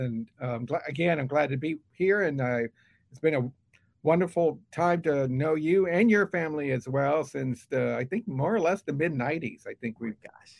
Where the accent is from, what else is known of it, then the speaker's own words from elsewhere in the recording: Houston, Texas, United States; also born or lived in New Haven, Connecticut / Providence, Rhode Island; I was literally born in Magnolia Oaks, in the east end of Houston. I was born in the corner of Harrisburg and 75th, when Parkview Clinic was Parkview Hospital. And that's where I was born.